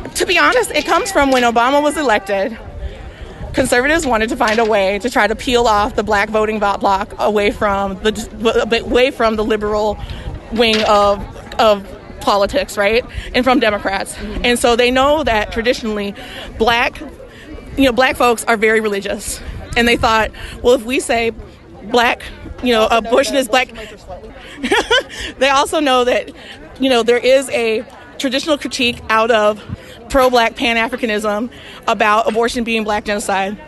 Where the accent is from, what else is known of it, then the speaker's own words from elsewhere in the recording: Jackson, Mississippi, United States; also born or lived in Tuscaloosa, Alabama; I'm from Jackson, Mississippi, and Tuscaloosa, Alabama.